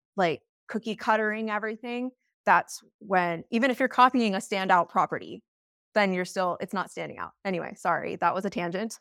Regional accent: Steamboat Springs, Colorado, United States; I'm from Steamboat Springs, Colorado

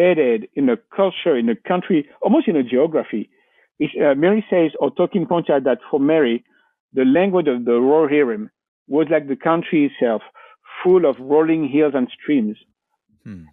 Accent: Valence, Auvergne-Rhône-Alpes, France; English is a second language; moved away as an adult; now in near Marseille, France; I'm from a place called Valence

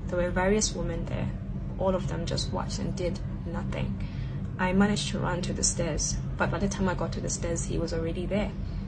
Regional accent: South Africa; now in Shanghai, China

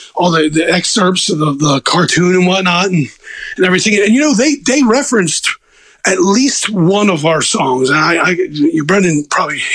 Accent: Baltimore, Maryland, United States; accent: Northeast; I'm from Baltimore

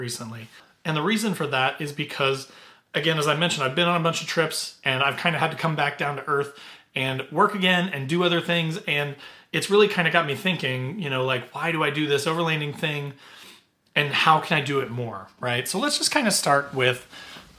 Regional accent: Southern Indiana, United States; growing up in Southern Indiana, I had been a camper my whole life

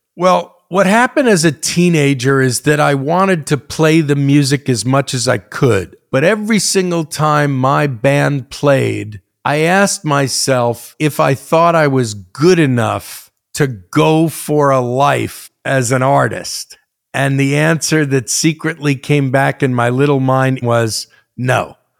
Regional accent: United States; also born or lived in New Jersey; kid that grew up in both New York and New Jersey from six, seven, eight years old

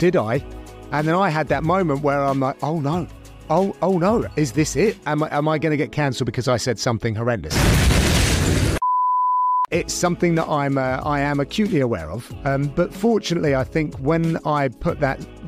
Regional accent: United Kingdom; as a Brit

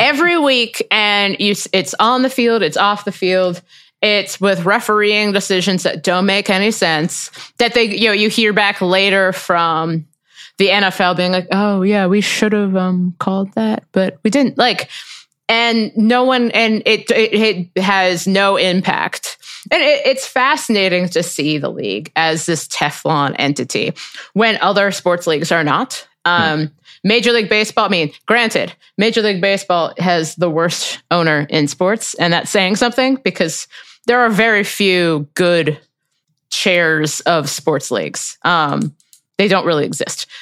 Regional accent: Cincinnati, Ohio, United States; I'm from Cincinnati

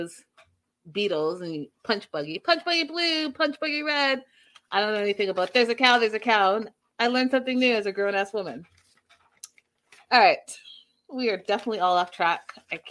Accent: Canada; moved away; also born or lived in United States; as a child growing up in Canada, we did do cow tipping

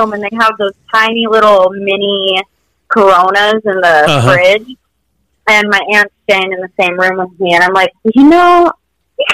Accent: Minnesota, United States; also born or lived in Utah; now in Mexico; I grew up in Minnesota, so my O's

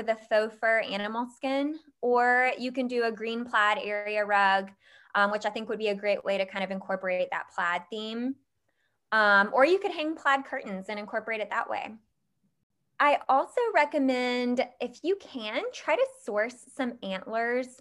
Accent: Georgia, United States; I grew up in Georgia where we've got a family farm

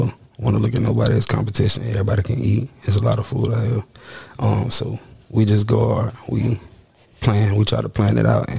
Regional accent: Jacksonville, Florida, United States; I'm from Duval.

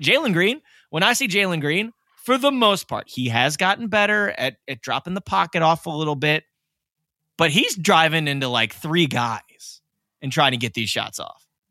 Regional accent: Cleveland, Ohio, United States; I was from Cleveland

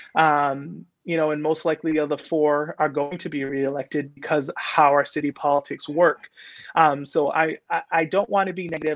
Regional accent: New Bedford, Massachusetts, United States; I grew up right here on Purchase Street

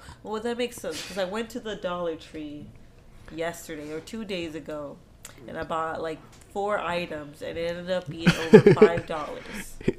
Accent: Mexico; Her accent's better than mine. And I'm from Mexico.

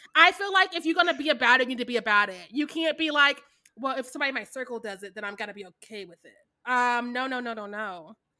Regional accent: Kansas City, Missouri, United States; also born or lived in Warrensburg, Missouri / Lubbock, Texas; I'm from Kansas City, Missouri

